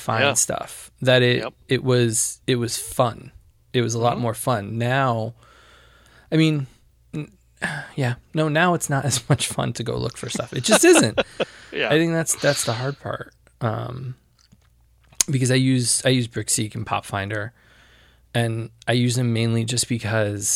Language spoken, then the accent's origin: English; Connecticut, United States; I grew up in Connecticut